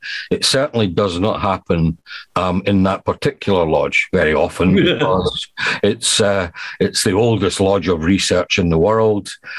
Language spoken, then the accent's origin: English; Scotland, United Kingdom; accent: Scottish